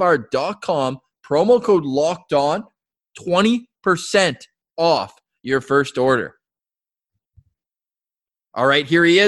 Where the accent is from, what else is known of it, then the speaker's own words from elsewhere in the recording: Halifax, Nova Scotia, Canada; Fans of the show know I grew up living in Halifax for a few years.